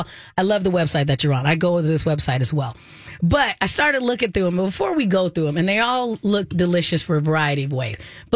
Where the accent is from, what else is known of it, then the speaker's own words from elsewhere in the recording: Arizona, United States; when I was growing up in Arizona